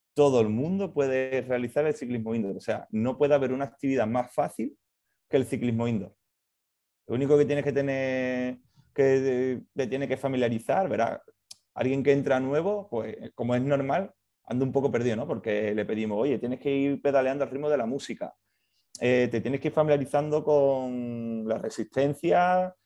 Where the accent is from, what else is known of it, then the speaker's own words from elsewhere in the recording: Seville, Andalusia, Spain; moved away; soy de Sevilla, yo empecé en Sevilla trabajando